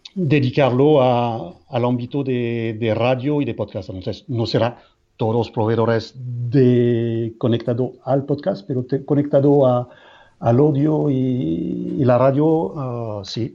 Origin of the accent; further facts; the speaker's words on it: France; Spanish is a second language; moved away as an adult; now in Madrid, Spain; soy francés